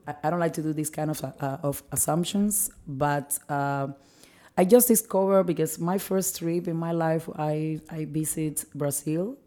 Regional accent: Cuba

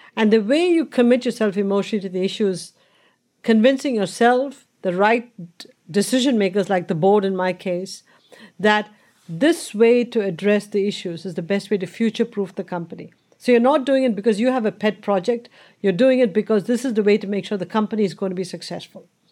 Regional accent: India; growing up in India and that environment you just talked about was the normal environment

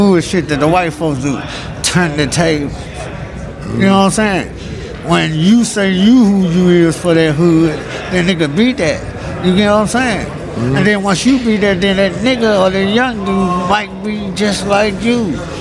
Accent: Memphis, Tennessee, United States; I'm originally from South Memphis

